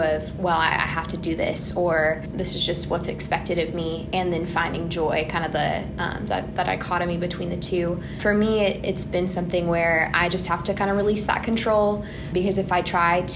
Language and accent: English; Weatherford, Texas, United States; moved away as an adult; also born or lived in Dallas-Fort Worth Metroplex; now in Birmingham, United States; Dallas-Fort Worth. So I'm from Weatherford, Texas. And we've moved around a little bit throughout the Metroplex